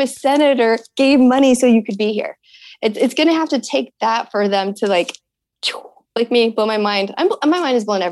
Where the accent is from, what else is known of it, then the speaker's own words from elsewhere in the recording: Tucson, Arizona, United States; growing up in Tucson and having these big skies